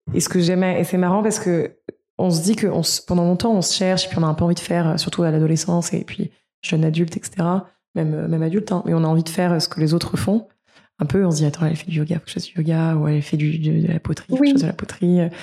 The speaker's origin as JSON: {"language": "French", "country": "France", "said": "en tant que Français"}